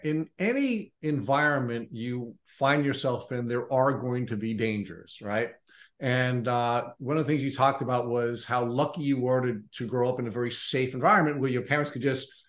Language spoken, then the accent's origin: English; Long Island, New York, United States; I grew up and I live on Long Island, and I grew up on Long Island, despite being born in New York City, I did grow up, you know, in suburbia.